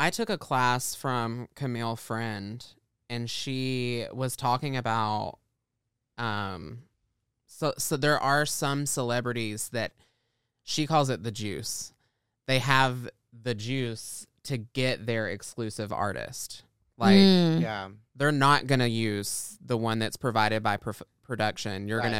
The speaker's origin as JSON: {"language": "English", "region": "Arkansas", "country": "United States", "said": "we're from Arkansas, mom and dad."}